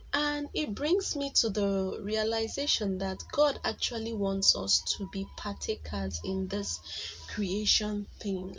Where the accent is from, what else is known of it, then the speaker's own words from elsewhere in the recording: Igboland, Nigeria; accent: Igbo; from Nigeria, so you know that most times our English is a bit harsh